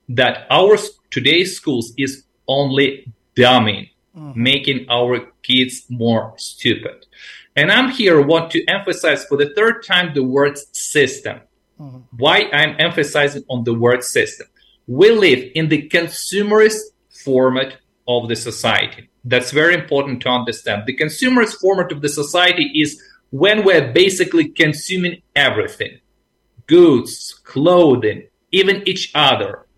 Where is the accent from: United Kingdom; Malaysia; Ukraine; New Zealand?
Ukraine; also born or lived in Asia; I am from the Ukraine